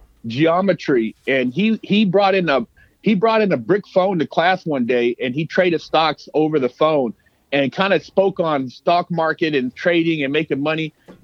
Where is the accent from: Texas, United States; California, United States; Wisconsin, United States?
California, United States; Sacramento; I grew up in Sac, but I moved when I was little.